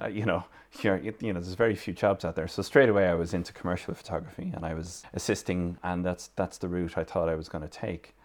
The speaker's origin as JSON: {"language": "English", "town": "Limerick", "region": "Munster", "country": "Ireland", "also_born_or_lived": "Dublin", "moved": "as an adult", "lives_now": "Kerry, Ireland", "said": "I'm originally from Limerick City. I'm living here in Kerry for the best part of most of the last thirty years."}